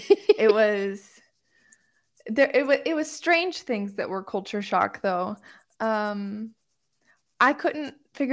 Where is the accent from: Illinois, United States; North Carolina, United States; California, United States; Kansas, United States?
Illinois, United States; Homewood; I grew up in a Chicago suburb of Illinois called Homewood